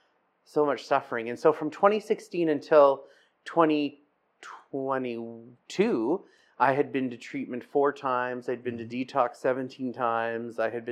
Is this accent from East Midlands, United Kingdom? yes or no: no; Scotland, United Kingdom; and I'm Scottish, so that was like like a go-to for me, right?